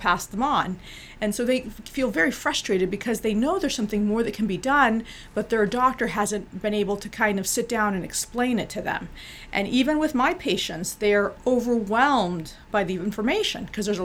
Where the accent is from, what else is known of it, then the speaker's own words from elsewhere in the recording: Bolivia; we're from Bolivia